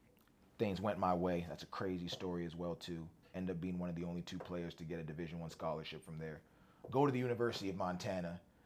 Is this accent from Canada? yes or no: yes; Ottawa, Ontario, Canada; moved away as an adult; also born or lived in St. John's, Newfoundland; I was in Ottawa for 18 years and then left because of college basketball.